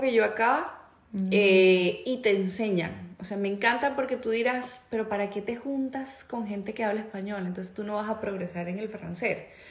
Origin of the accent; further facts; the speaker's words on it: Venezuela; moved away; trabajo con una chica venezolana igual que yo